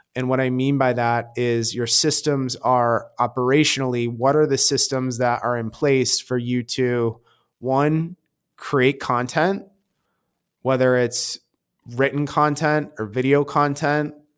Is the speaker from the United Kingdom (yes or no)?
no; Michigan, United States; moved away as an adult; also born or lived in New York; now in New York City, United States; I'm from Michigan